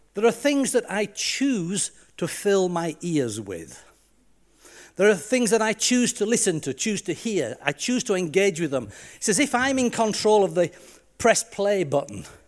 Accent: Yorkshire and the Humber, United Kingdom; moved away; also born or lived in Leicester / Lancaster; I'm just proud of being Yorkshire.

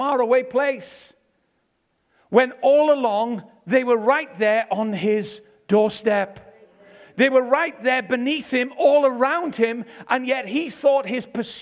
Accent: Ebbw Vale, Wales, United Kingdom; I'm from Ebervale.

